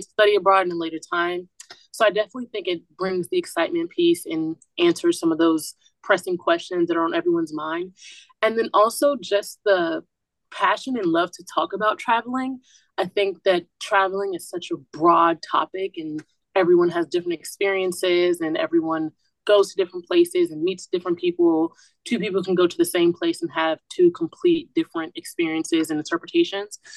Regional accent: Atlanta, Georgia, United States; moved away; I'm from Atlanta, Georgia, and I reside in Walsh Hall

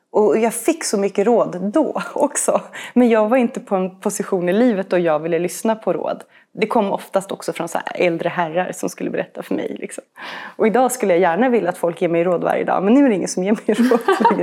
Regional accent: Uppsala, Uppsala County, Sweden; also born or lived in Switzerland; now in Stockholm, Sweden; Eh, jag, jag föddes i Schweiz, eh, och är ju uppvuxen i Uppsala. Ehm, bor här i Stockholm med min man och tre barn

